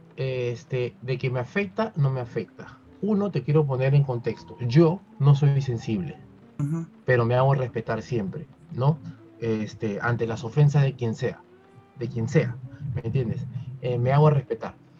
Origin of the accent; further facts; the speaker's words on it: Peru; como peruano